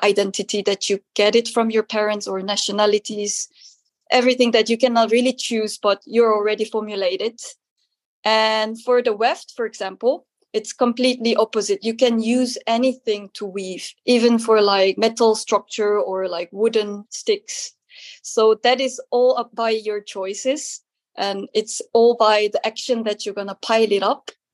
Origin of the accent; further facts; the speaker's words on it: South Korea; English is a second language; moved away as an adult; now in Netherlands; I'm a textile artist based in the Netherlands and I'm come from originally from South Korea.